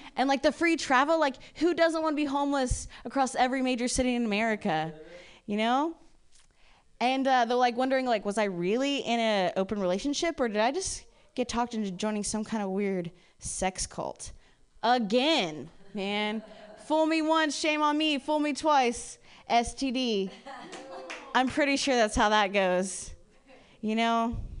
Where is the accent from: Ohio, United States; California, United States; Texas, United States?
Ohio, United States; moved away; I'm from Ohio originally and I was raised by like lesbian parents